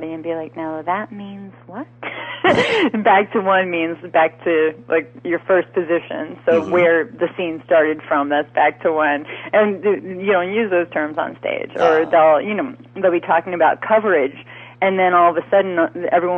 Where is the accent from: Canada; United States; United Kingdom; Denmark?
United States; New York; I'm also from New York